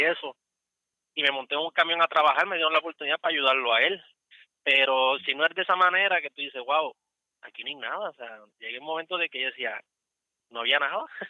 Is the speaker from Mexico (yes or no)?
no; Puerto Rico; moved away as an adult; also born or lived in Cumming, Georgia; now in United States; yo soy puertorriqueño